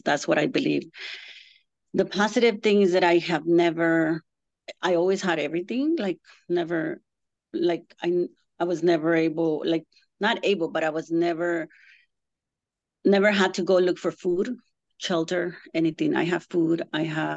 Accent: Tijuana, Baja California, Mexico; also born or lived in Mexico City; I was born in Mexico City, and right after that, I was taken to, my mom took me to Tijuana, Rosarito, to an orphanage when I was 3 months old

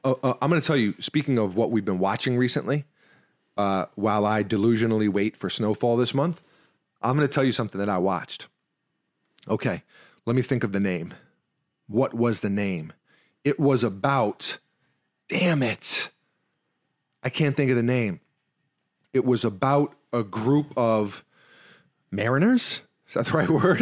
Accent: New York City, New York, United States; I'm also from New York City

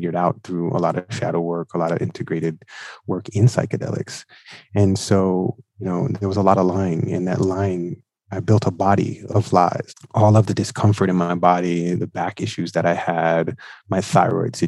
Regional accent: New York City, New York, United States; I am from Brooklyn, New York

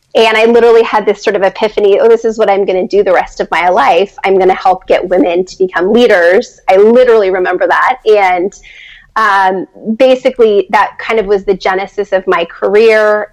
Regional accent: San Diego, California, United States; moved away as an adult; also born or lived in Los Angeles, United States; now in Washington, D.C., United States; I grew up in California and went to college in Los Angeles.

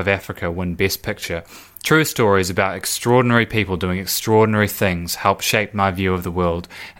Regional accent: Isle of Wight, South East England, United Kingdom; Growing up on the Isle of Wight, a rural island off the coast of England, my family and I would tune into the Oscars every year.

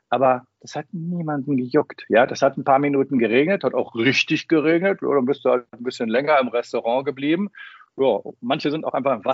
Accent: Münster, North Rhine-Westphalia, Germany; du fühlst dich so zurückversetzt in die Fußgängerzone in meiner Heimatstadt Münster in den 80er, 70er, 80er Jahren.

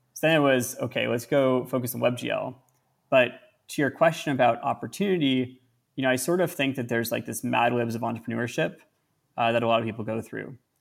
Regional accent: Northern California, United States; I grew up in Northern California in one country

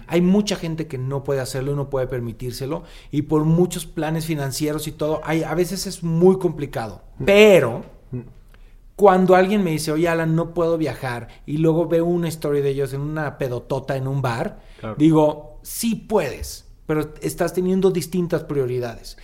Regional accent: Jalisco, Mexico; moved away; cerca de mi pueblo, yo soy Jalisco

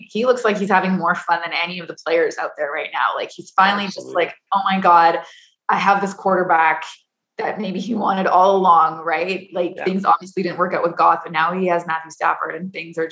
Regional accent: Edmonton, Alberta, Canada; I was born and raised in Edmonton

